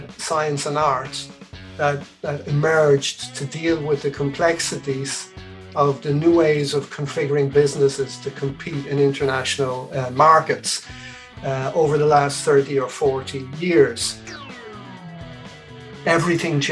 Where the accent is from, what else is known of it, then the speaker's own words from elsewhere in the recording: Dublin, Leinster, Ireland; also born or lived in Aden, Yemen / Asturias, Spain; they brought me back here to Dublin, where I grew up as a child.